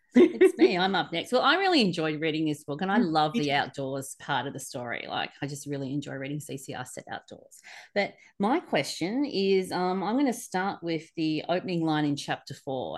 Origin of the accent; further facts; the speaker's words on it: Sydney, New South Wales, Australia; I grew up in Sydney